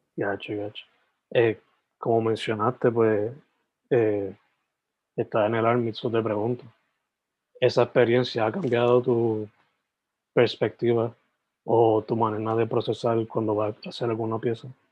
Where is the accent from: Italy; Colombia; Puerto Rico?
Puerto Rico; Sabana Grande; also born or lived in San Germán; Yo originalmente, o sea, nací en San Germán, me crié en Sabana Grande